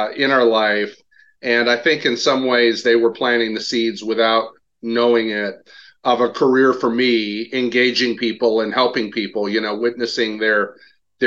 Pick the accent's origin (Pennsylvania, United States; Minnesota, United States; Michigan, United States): Michigan, United States; Portage; also born or lived in Grand Rapids, Michigan; I grew up in Portage, Michigan, small town in the southwestern corner